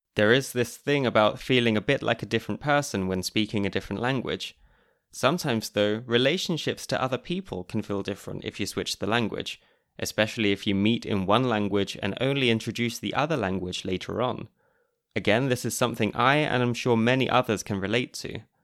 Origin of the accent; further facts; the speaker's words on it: United Kingdom; moved away as an adult; now in Austria; as a Brit who moved to Austria almost nine years ago